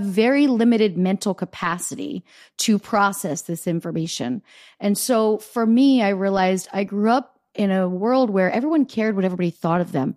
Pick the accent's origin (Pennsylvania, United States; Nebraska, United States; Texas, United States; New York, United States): Pennsylvania, United States; Easton; moved away; I grew up in Easton, Pennsylvania